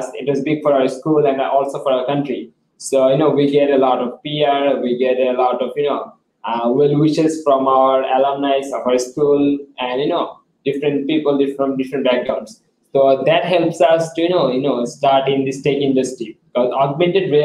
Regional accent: Bangladesh; I was the leader from Bangladesh

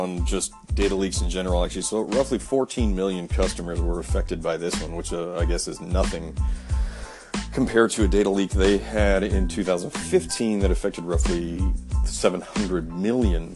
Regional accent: Bloomington, Indiana, United States; It was in Bloomington, Indiana, my hometown

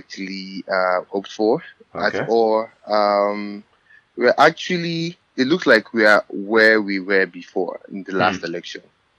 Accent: Lagos, Nigeria; moved away as an adult; now in New York, United States; I live in New York. I grew up in Nigeria. I spent 17 years of my life in Nigeria. I schooled here. I graduated in 2013 with my bachelor's degree, and I work currently in New York.

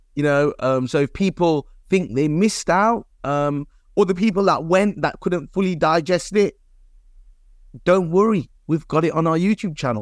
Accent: Leicester, East Midlands, United Kingdom; Leicester element, because it's my hometown

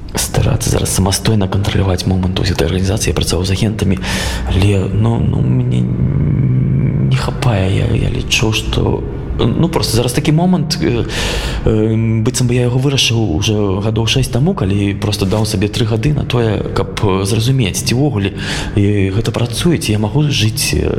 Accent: Belarus; moved away; also born or lived in Minsk; я зразумеў что я беларус

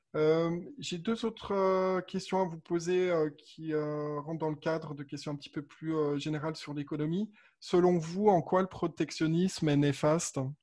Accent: Haute-Savoie, Auvergne-Rhône-Alpes, France; je suis né en Haute-Savoie

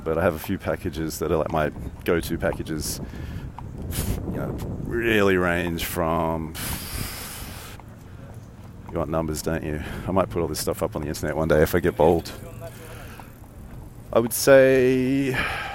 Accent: Australia; accent: Australian; moved away; I'm Australian

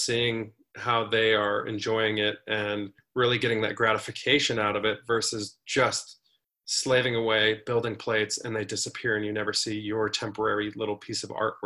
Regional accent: Colorado, United States; growing up in Colorado

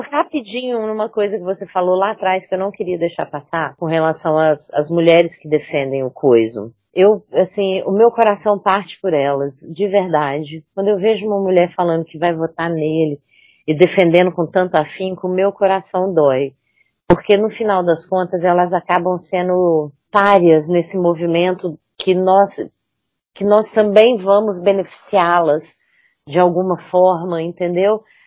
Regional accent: Espírito Santo, Brazil; eu sou nascida e criada no Espírito Santo

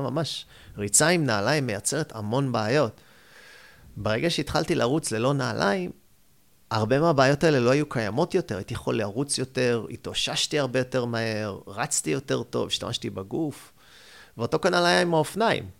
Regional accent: Haifa, Haifa District, Israel; moved away; also born or lived in United States; אני זה קיבוצניק בנשמה, על אף שאני חיפאי, מחיפה

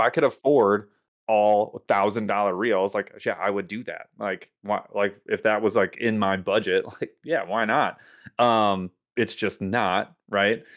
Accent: United States; as an American

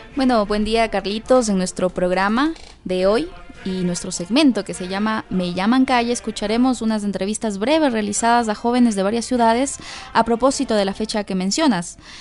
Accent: Quito, Pichincha, Ecuador; yo soy de la ciudad de Quito

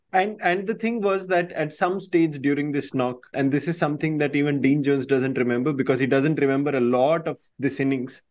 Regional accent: North India, India; in north india in my part of the country

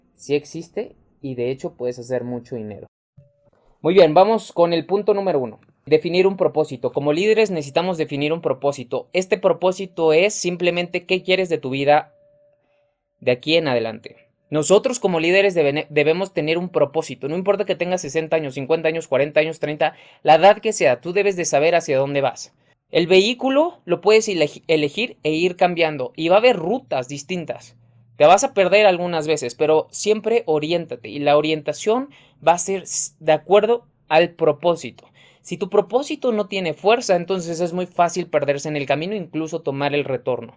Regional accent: Mexico; mexicano, emprendedor y empresario

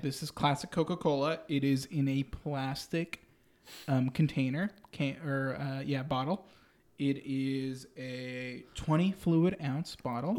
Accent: Mexico; moved away; Takes me back to my childhood. Takes me back to Mexico.

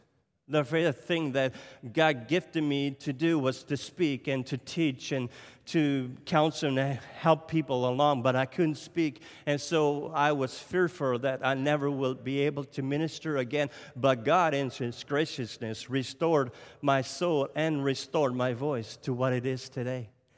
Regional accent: Nova Scotia, Canada; So if I sound French today, I'm not French. I don't speak French. I'm from Cape Breton Island. We have our own accent, you know.

